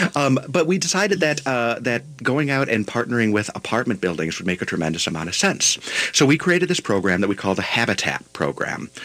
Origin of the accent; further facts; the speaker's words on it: Buffalo, New York, United States; moved away; I'm from Buffalo, New York originally